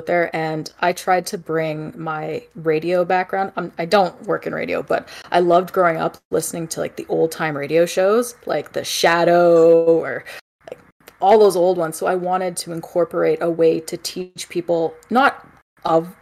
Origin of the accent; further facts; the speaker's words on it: Canada; I'm not just being Canadian polite